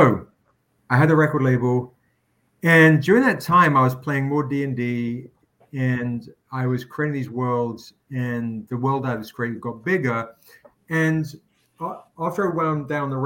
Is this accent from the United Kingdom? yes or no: yes; England, United Kingdom; moved away as an adult; now in United States; I grew up in England, and I'm 50 this year